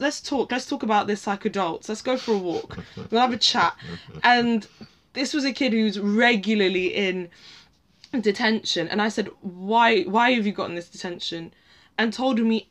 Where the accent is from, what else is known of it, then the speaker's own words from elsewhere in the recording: London, United Kingdom; accent: posh; I am born and bred in Northwest London, and not like Camden.